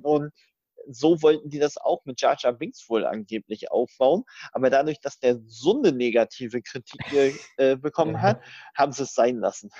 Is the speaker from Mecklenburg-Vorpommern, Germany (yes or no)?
yes; Rostock, Mecklenburg-Vorpommern, Germany; moved away; Bin jetzt morgen tatsächlich mal wieder in Rostock, in MV, in meiner alten Heimat